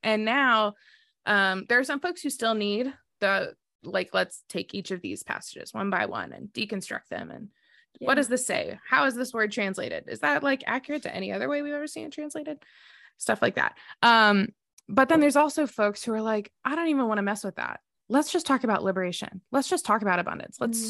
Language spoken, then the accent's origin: English; the South, United States; I grew up in the South